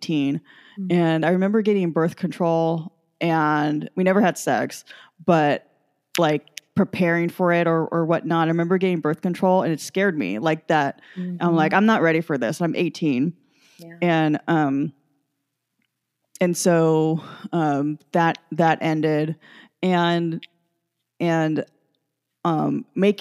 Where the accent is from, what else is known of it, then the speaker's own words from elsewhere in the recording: San Jose, California, United States; I grew up in San Jose. We're an hour south of San Francisco.